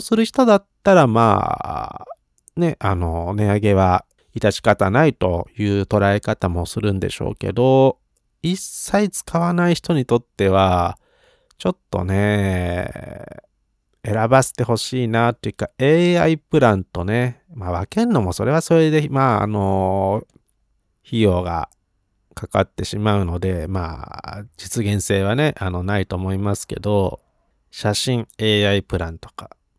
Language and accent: Japanese; Yokohama, Kanagawa, Japan; 横浜生まれ育ち